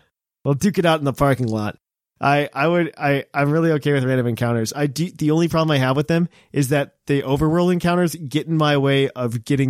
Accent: United Kingdom; But the most enjoyable part for me, being a Brit, is the overall theme of the game and towns all felt like Britain from the first little village to Winden.

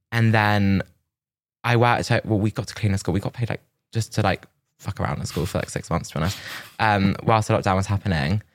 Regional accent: Milton Keynes, South East England, United Kingdom; now in London, United Kingdom; I was from Milton Keynes

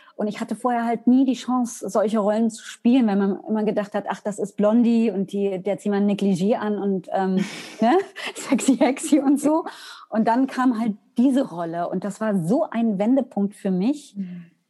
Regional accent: Weimar, Thuringia, Germany; Ich komme aus Weimar

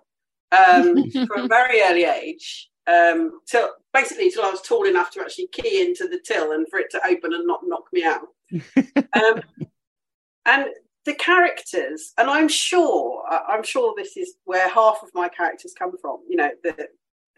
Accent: Devon and Cornwall, South West England, United Kingdom; also born or lived in Essex; now in Kent, United Kingdom; I grew up in the West Country. So my parents, I think when I was about 4 or 5, my parents moved from Essex down to Devon. So I grew up in Devon and Cornwall

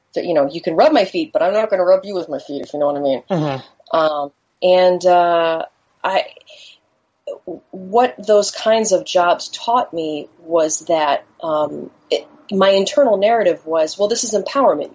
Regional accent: Chicago, Illinois, United States; I grew up in Chicago.

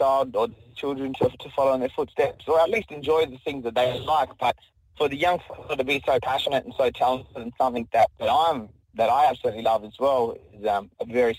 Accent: Perth, Western Australia, Australia; Yeah, we're from Perth, Boorloo. On my father's side, we're Noongar, and on his mother's side, he's Noongar as well. And then on my other side, we're Wongi.

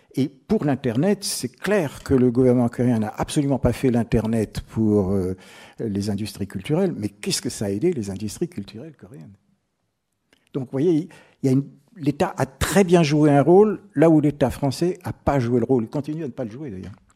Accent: France; moi, je suis français

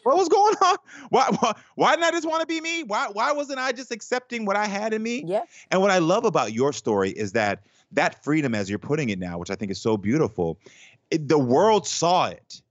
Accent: Texas, United States; growing up in the South

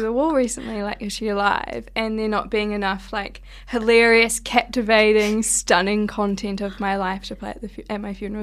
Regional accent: Hawke's Bay, New Zealand; moved away; from my hometown in Hawke's Bay

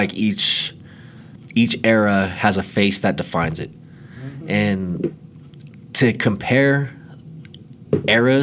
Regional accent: Denver, Colorado, United States; the Denver Nuggets are my hometown team

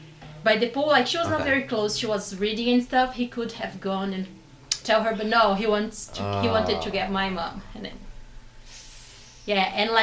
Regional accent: Minas Gerais, Brazil; English is a second language; moved away as an adult; also born or lived in Belo Horizonte, Brazil; now in São Paulo, Brazil; I'm not from Sao Paulo. I am from Minas.

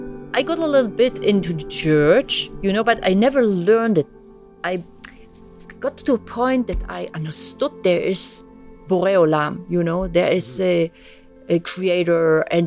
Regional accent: East Germany, Germany; born there; English is a second language; I was born in East Germany. Come from really atheistic home. I'm born 66, so really in the East German, you know, with all the communist ideology.

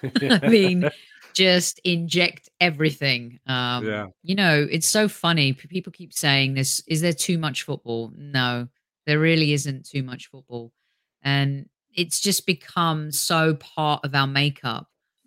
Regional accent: England, United Kingdom; Growing up in England

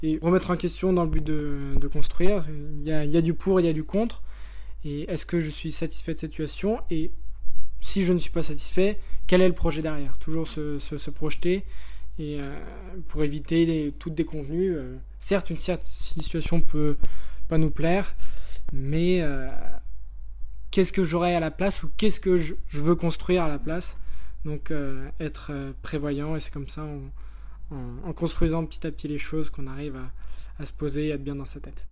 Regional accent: Lyon, Auvergne-Rhône-Alpes, France; je suis originaire de Lyon j'ai 24 ans

